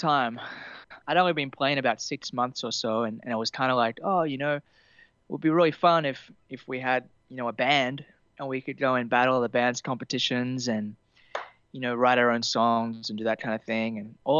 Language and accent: English; Temagog, New South Wales, Australia; I grew up kind of in Temagog, which is a little west of Kempsey, the mid north